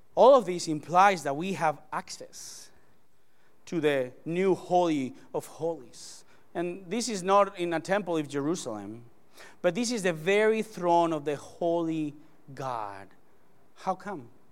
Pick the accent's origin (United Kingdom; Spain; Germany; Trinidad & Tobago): Spain; English is a second language; moved away; I came all the way from Spania. from Spain